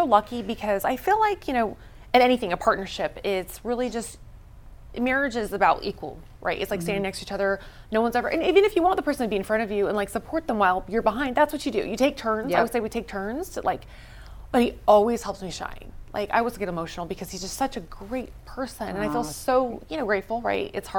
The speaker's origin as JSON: {"language": "English", "town": "Las Vegas", "region": "Nevada", "country": "United States", "said": "I'm from Las Vegas originally. So what happens in Vegas usually like stays in Vegas."}